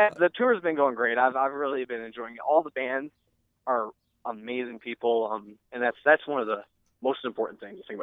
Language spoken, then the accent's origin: English; Fremont, United States; This kid I grew up in Fremont with named Adam